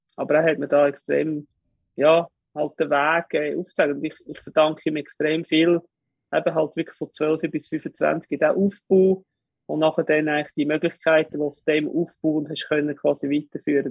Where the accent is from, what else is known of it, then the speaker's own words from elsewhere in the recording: Kerns, Obwalden, Switzerland; Ich bin in Obwalden aufgewachsen, in Kerns